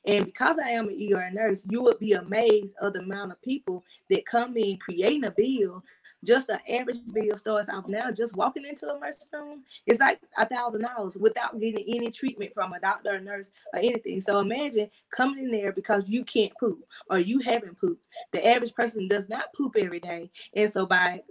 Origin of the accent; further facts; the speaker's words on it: South Carolina, United States; now in Georgia, United States; I'm originally from South Carolina